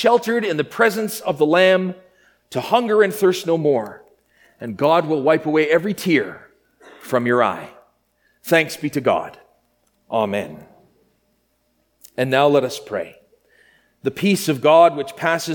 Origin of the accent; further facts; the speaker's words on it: Grenfell, Saskatchewan, Canada; Growing up in my hometown of Grenfell, Saskatchewan